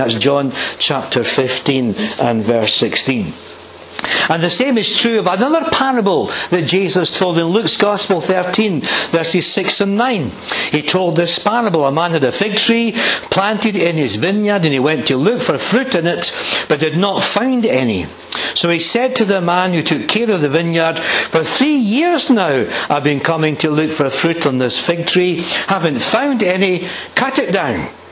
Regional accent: Blackridge, Scotland, United Kingdom; I was brought up in Blackridge Village, village about 2,000 people

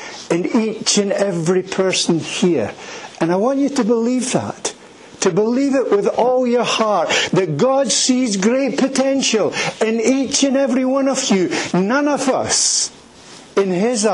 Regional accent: Edinburgh, Scotland, United Kingdom; moved away as an adult; also born or lived in Turkey / Afghanistan; I am from Edinburgh. I was born in a place called Leith.

